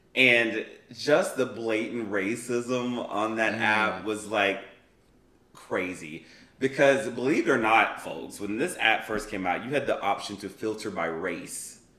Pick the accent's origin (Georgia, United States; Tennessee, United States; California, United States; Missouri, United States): Tennessee, United States; McMinnville; moved away; I went home to my hometown, um, and back in, in McMinnville, Tennessee